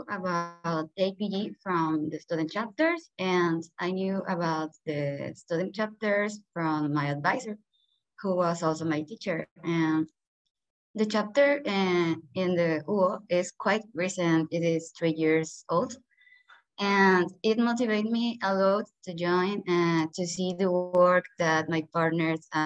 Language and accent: English; Mexico; I'm from Mexico